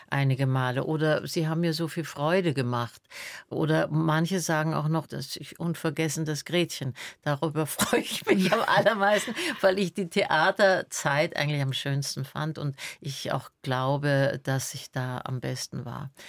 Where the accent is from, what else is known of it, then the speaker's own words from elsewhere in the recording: Salzburg, Austria; born there; Und so bin ich in Salzburg zur Welt gekommen und dann hatten wir Freunde, die ein Haus am Attersee hatten und da war ich dann das erste Lebensjahr.